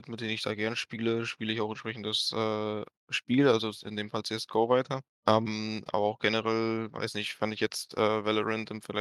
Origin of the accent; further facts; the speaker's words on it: Moscow, Russia; now in Dortmund, Germany; Äh, ich komme ursprünglich aus Moskau, aber bin später nach Dortmund gezogen, ja.